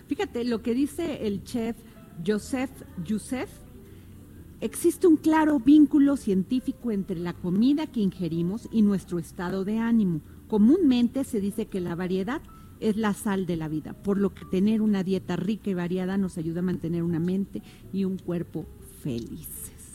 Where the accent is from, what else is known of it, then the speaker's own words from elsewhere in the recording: Mexico; somos los mexicanos